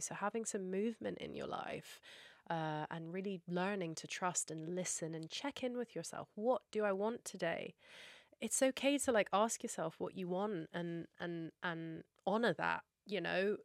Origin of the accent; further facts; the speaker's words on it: Scotland, United Kingdom; I'm also Scottish and we have something called Burns Night where we have haggis, neeps and tatties. That's a big thing for me that tastes like home for me